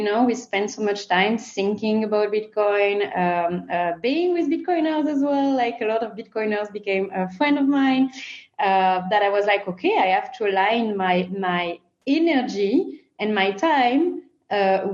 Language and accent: English; France; accent: French; English is a second language; As you can recognize from my accent, I come from France.